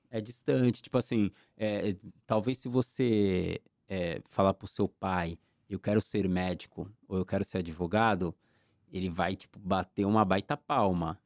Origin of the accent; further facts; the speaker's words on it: Santos, São Paulo, Brazil; now in São Vicente, Brazil; Eu sou da Zona Noroeste, Vila São Jorge. Eu morei muito tempo na Vila São Jorge